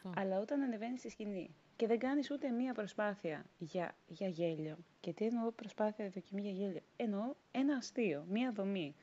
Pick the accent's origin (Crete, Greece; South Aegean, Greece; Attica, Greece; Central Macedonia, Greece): South Aegean, Greece; Rhodes; moved away as an adult; now in Athens, Greece; εγώ είμαι από Ρόδο, μεγάλωσα, γεννήθηκα εκεί